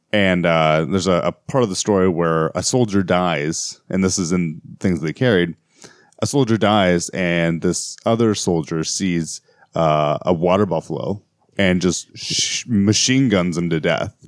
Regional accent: United States; as an American myself

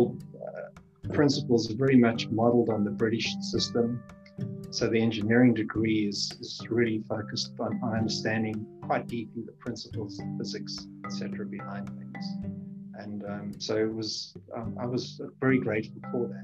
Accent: Johannesburg, Gauteng, South Africa; moved away; also born or lived in Namibia / Cape Town; I grew up in Southern Africa. I started my schooling in Namibia. It was called Southwest Africa at that time. And then my father was a exploration geologist for Rio Tinto

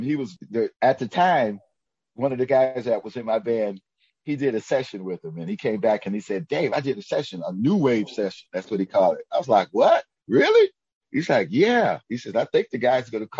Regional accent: Detroit, Michigan, United States; growing up in Detroit

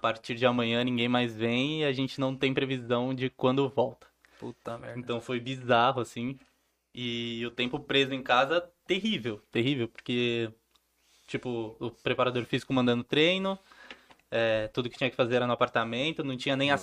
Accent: Santo André, São Paulo, Brazil; Santo André, que é de onde eu sou

